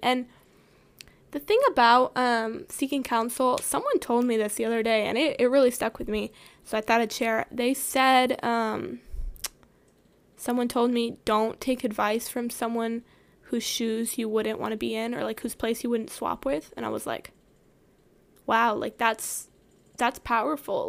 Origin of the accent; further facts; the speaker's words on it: the South, United States; growing up in the South